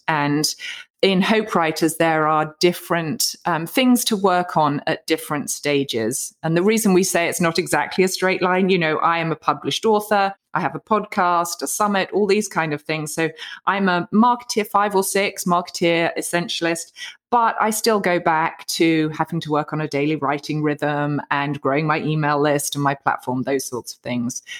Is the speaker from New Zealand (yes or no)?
no; United Kingdom; moved away as an adult; now in United States; I'm a Brit living in the U S A. We came out here about fifteen years ago